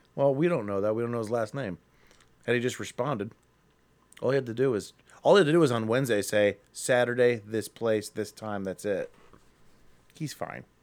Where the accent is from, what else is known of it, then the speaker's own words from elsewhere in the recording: Akron, Ohio, United States; we're from Akron